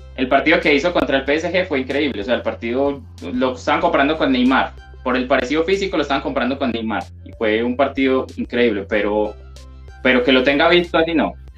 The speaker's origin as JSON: {"language": "Spanish", "country": "Colombia", "said": "yo soy de Colombia"}